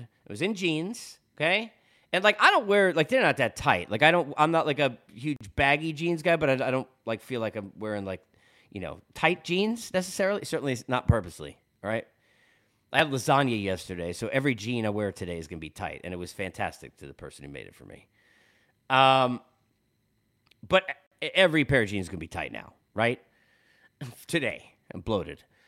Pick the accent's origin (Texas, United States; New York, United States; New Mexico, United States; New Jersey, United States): New York, United States; being in New York and growing up in New York my whole life